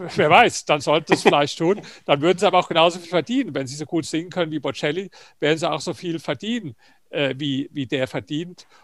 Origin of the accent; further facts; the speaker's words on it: Germany; bei uns in Deutschland